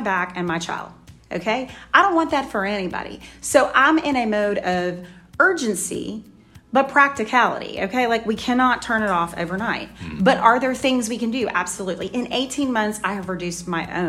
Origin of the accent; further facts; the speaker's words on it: Louisiana, United States; moved away; I'm a Cajun. I grew up in Louisiana